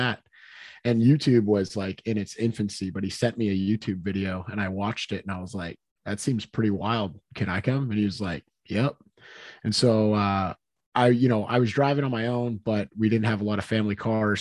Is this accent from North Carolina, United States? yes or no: no; Hooksett, New Hampshire, United States; also born or lived in Manchester, New Hampshire; I am from Hooksett, New Hampshire, but I currently reside in Manchester, and I have lived in New Hampshire my entire life